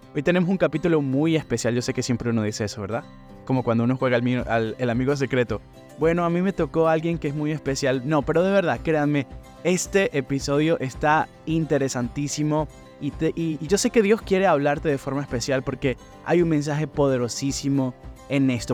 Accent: San Cristóbal, Táchira, Venezuela; moved away as an adult; also born or lived in Bridgeport, Connecticut / New Haven, Connecticut; now in Stratford, United States; la ciudad de donde yo vengo, San Cristóbal, allá en el estado Táchira, Venezuela

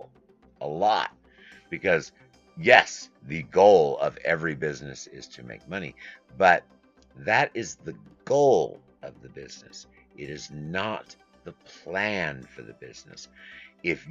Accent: Midwest, United States; also born or lived in New York; I was born in New York, went from New York to the Midwest. Went to school.

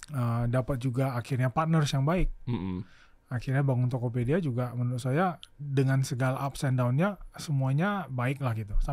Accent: Pontianak, West Kalimantan, Indonesia; moved away as an adult; also born or lived in Yogyakarta / Jakarta; saya dari TK SD SMP SMA di Pontianak

